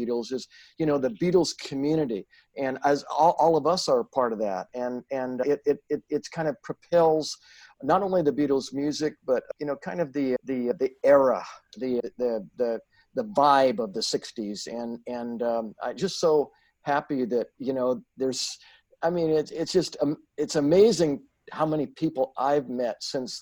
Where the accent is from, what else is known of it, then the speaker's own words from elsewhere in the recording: Santa Barbara, California, United States; the street that I grew up on in Santa Barbara